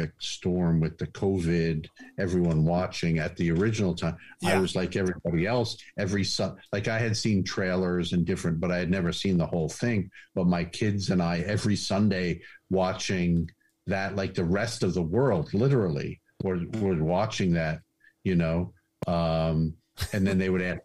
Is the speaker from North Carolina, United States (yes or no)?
no; Montauk, New York, United States; Montauk, my hometown